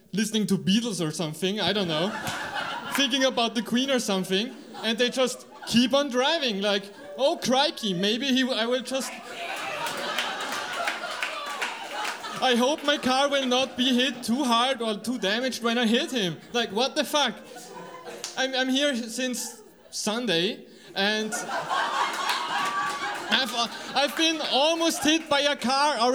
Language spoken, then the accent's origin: English; Austria; I'm from Austria.